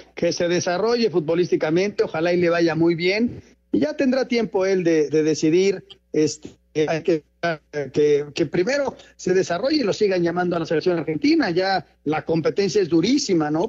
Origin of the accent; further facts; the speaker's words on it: Mexico; yo me siento más mexicano porque nací aquí, porque las costumbres son de aquí